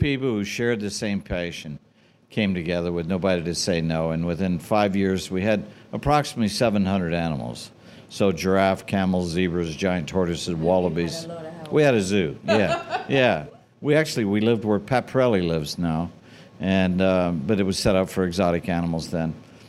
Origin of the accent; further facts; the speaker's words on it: England, United Kingdom; Being an English girl, not everybody knows that, but chain of stores in England, you know.